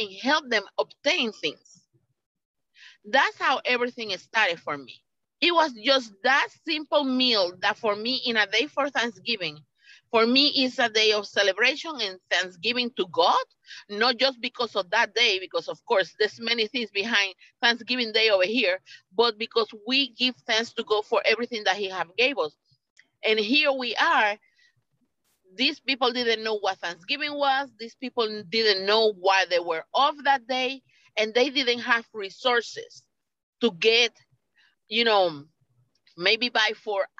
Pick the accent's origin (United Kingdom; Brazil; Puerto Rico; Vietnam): Puerto Rico; moved away; I come from Puerto Rico. And I'm Puerto Rican born